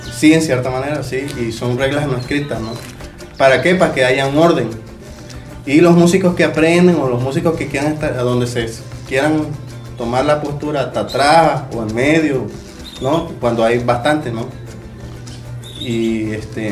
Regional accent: Mexico; born or raised there; also born or lived in Playa del Carmen

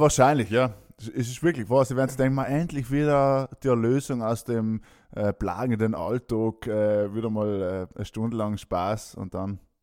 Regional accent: South Tyrol, Trentino-Alto Adige, Italy; Mir als Südtiroler

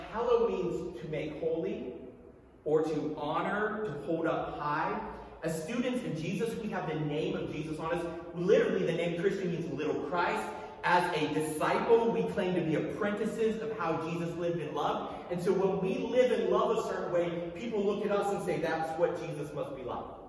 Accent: United States; As an American

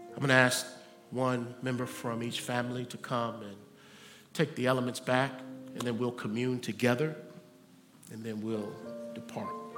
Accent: United States; I'm an American

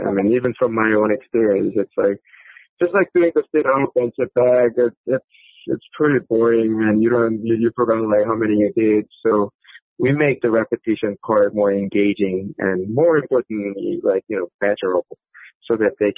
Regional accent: South Korea; I was actually born and raised in South Korea

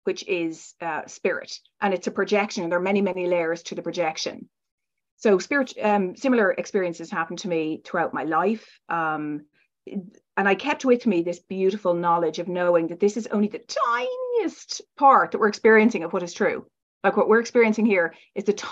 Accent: Ireland; I was raised in Ireland and kind of a conventional, very strict background

